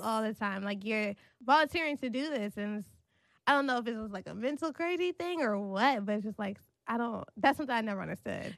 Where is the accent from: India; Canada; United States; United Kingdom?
United States; Maryland; now in New York City, United States; I grew up in Maryland